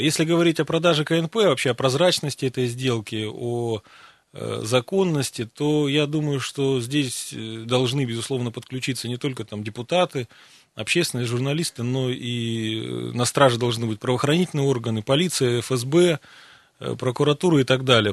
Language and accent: Russian; Siberia, Russia; Мы сибиряки